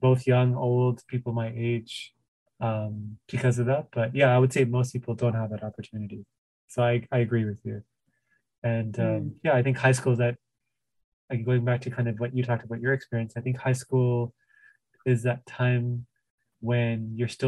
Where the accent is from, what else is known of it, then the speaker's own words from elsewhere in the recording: Toronto, Ontario, Canada; I grew up obviously in the Tamil area